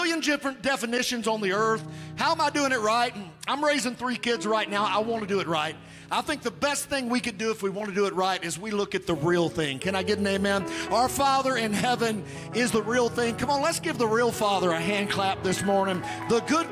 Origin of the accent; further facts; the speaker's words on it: Webster County, Kentucky, United States; I was raised in Webster County, Kentucky